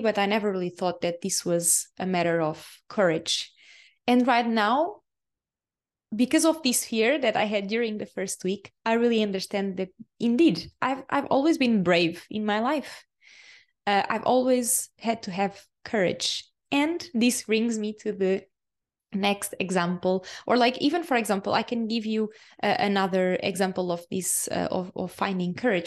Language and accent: English; Portugal; English is a second language; moved away as an adult; Portugal is my home country, and it's the, the country where my soul chose to, uh, be born and to live for so many years